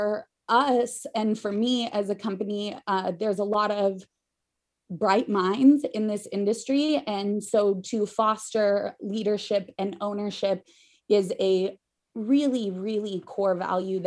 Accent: Idaho, United States; Growing up in Idaho

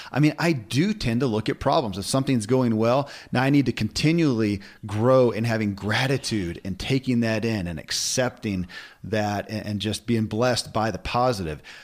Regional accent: Kentucky, United States; born or raised there

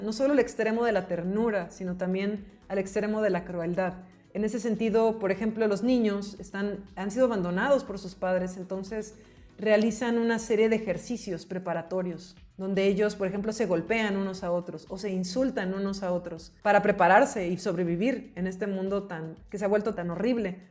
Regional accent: Mexico; nací en México

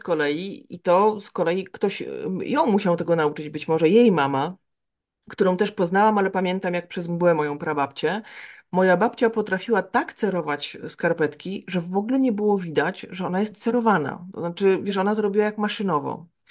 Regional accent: Białystok, Podlaskie Voivodeship, Poland; ja pochodzę z Białego Stoku.

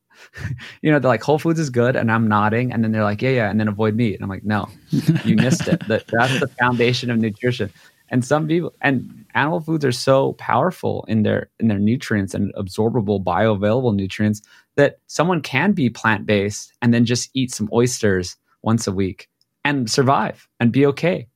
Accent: Hawaii, United States; I grew up in Hawaii

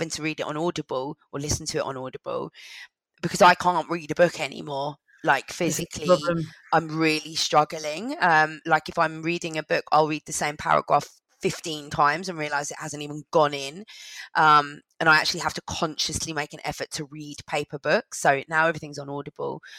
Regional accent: London, United Kingdom; I grew up in London

